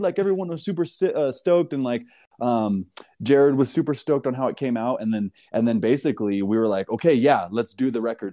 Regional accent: California, United States; moved away as an adult; also born or lived in Portland, Oregon; I grew up in California and moved to Portland around two thousand seven

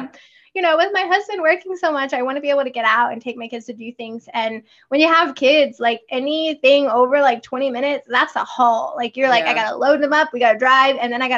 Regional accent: Texas, United States; moved away as an adult; also born or lived in North Carolina / Colorado; I come from Texas and I don't feel like it is humid there, but it's like 30, you know, maybe 40%.

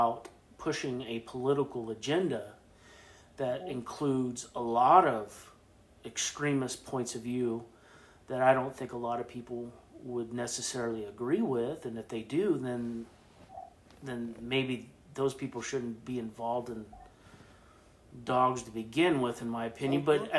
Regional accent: Midwest, United States; now in Oregon, United States; I'm a Midwest transplant as well.

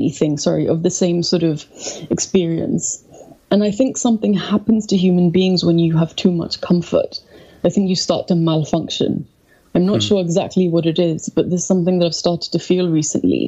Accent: India; moved away as an adult; now in London, United Kingdom; I felt I was being suffocated in India

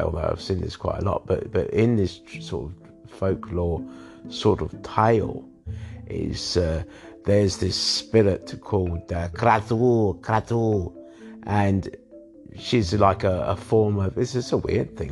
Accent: London, United Kingdom; I was born in London as well

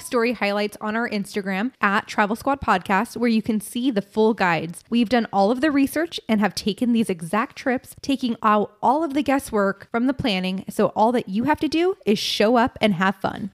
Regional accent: California, United States; we're from California

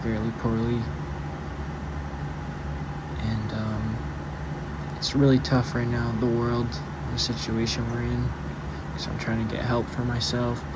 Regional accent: Ontario, Canada; I'm from Ontario, Canada

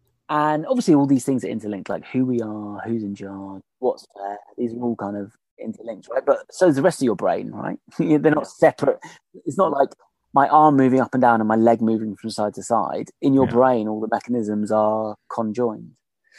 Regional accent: Australia; Absolutely. Well, we as in the Australians.

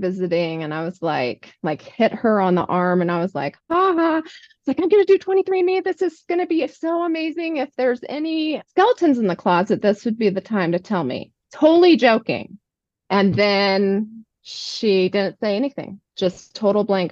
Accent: New Mexico, United States; I grew up in New Mexico

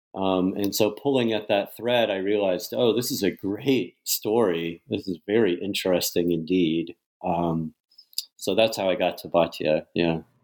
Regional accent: United States; As an American who uh, gets really into Czech studies

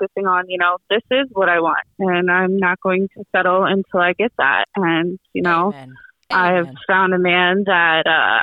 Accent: Eastern Shore, Maryland, United States; I'm from Maryland and the Eastern Shore

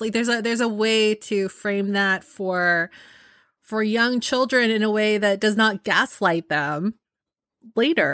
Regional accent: San Francisco Bay Area, California, United States; growing up in the San Francisco Bay Area, which is very liberal

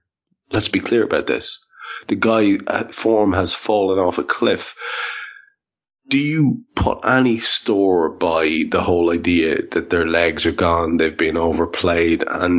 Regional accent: Ireland; I'm an Irishman.

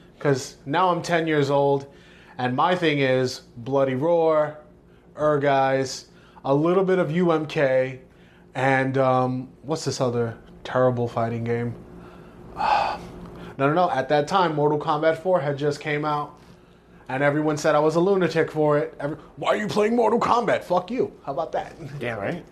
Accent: New York City, New York, United States; five, six years old, me and my mom, we moved from East New York, from my dad to Bushwick

